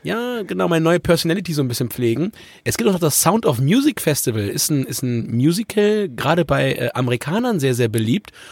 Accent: Germany; wie die meisten Leute bei uns in Deutschland

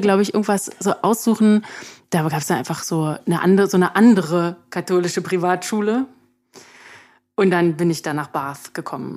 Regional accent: Berlin, Germany; da bin ich also an der Stadtgrenze aufgewachsen

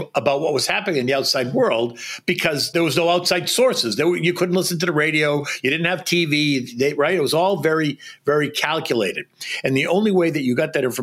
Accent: Boston, Massachusetts, United States; moved away as an adult; also born or lived in Washington, D.C.; now in New York, United States; I grew up in Boston and spent summers on Cape Cod

